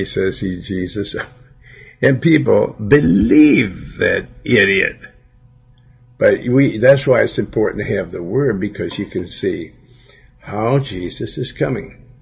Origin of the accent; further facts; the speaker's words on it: Billings, Montana, United States; in my hometown